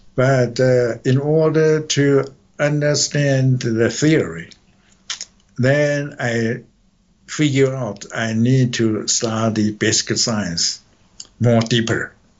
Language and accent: English; Taichung, Taiwan; moved away as an adult; now in United States; I was born in Taichung.